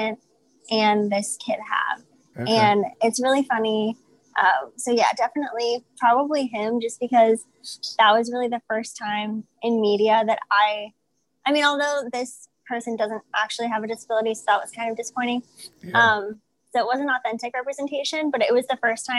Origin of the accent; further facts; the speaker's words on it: St. Louis, Missouri, United States; I am originally from St. Louis, Missouri, and that's where I currently reside